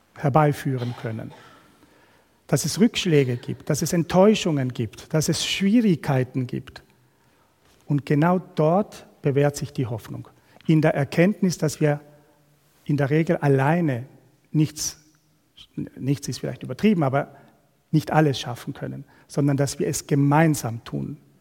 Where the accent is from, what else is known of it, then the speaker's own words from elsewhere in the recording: Argentina; moved away as an adult; now in Switzerland; Ursprünglich kommen wir aber aus Südamerika, aus Argentinien. Wir haben 25 Jahre in einem Land gelebt